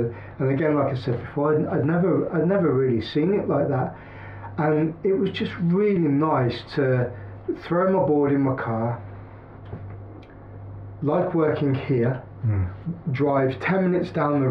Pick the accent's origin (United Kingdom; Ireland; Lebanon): United Kingdom; the Midlands, England; moved away; I'm from the Midlands